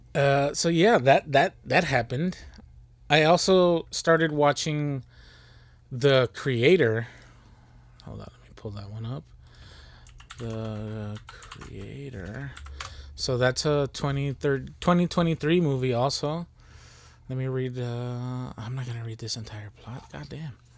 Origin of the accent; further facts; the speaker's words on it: Texas, United States; we from Texas